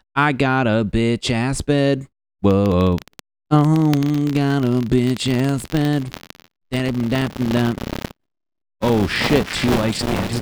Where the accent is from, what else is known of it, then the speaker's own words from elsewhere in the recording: Connecticut, United States; moved away as an adult; now in Los Angeles, United States; I'm from Connecticut